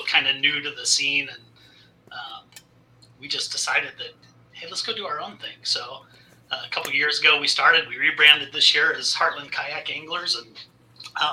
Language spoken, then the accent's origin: English; Fort Collins, Colorado, United States; moved away; I grew up in Fort Collins, so kind of my home waters.